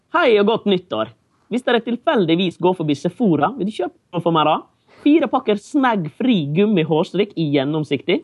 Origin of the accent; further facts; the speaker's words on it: Norway; now in New York, United States; jeg er fra Norge